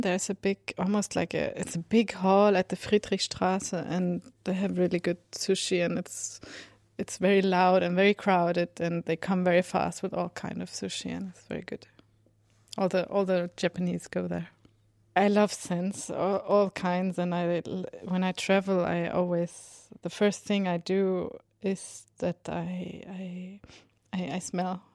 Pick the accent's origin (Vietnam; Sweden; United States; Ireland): Sweden; I write music and I come from Sweden